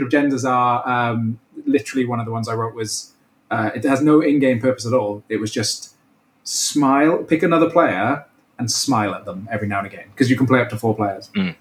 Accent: Welsh, Wales, United Kingdom; So being Welsh

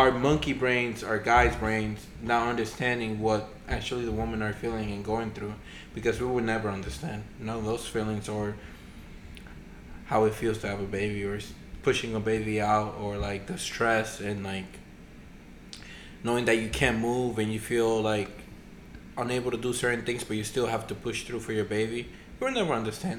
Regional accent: Dominican Republic; moved away; growing up in the Dominican Republic

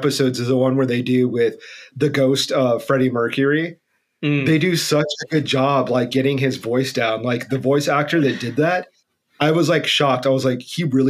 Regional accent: Tucson, Arizona, United States; growing up in the Southwest, like in specifically in Tucson, and being so close to Tombstone

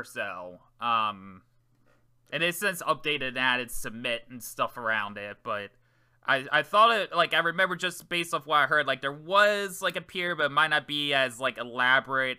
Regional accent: Maryland, United States; moved away; I'm from Maryland originally

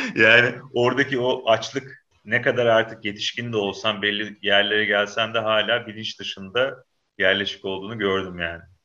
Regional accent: Samsun, Turkey; ben Samsun'da büyüdüm abi şey, e, ilkokul, ortaokul falan orada geçti.

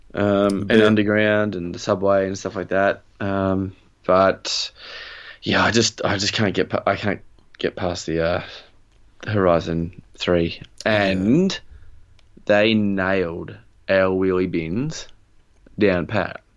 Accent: Australia; we are Australian

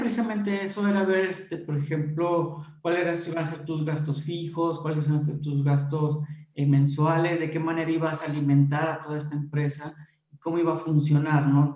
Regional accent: Irapuato, Guanajuato, Mexico; yo soy originario aquí de Irapuato

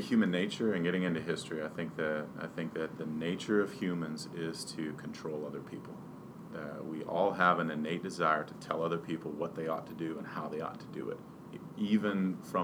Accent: Pennsylvania, United States; now in Virginia, United States; I'm a hunter and I'm from Pennsylvania

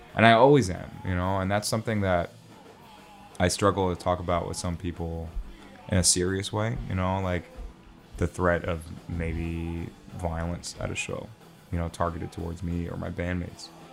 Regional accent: Yonkers, New York, United States; first language Arabic; English is a second language; also born or lived in Lebanon / Brooklyn, New York; I'm from New York, originally Yonkers, New York.

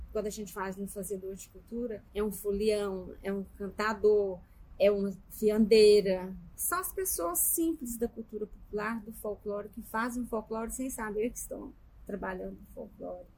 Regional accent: Minas Gerais, Brazil; now in Goiás, Brazil; eu sou mineiro

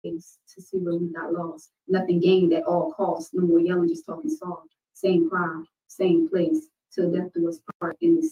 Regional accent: Georgia, United States; born there; I was born in Georgia.

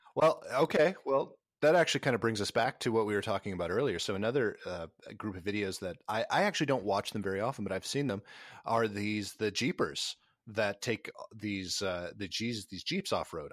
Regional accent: Minnesota, United States; now in Nashville, United States; Minnesota, where, where I grew up, down to Nashville, where I live

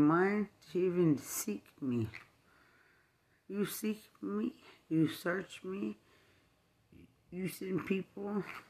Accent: Texas, United States; But I'm from West Texas. I'm represented different.

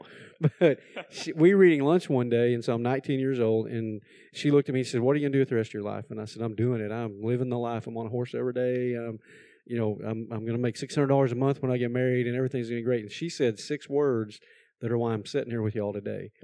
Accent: Texas, United States; now in North Carolina, United States; I am originally from Texas

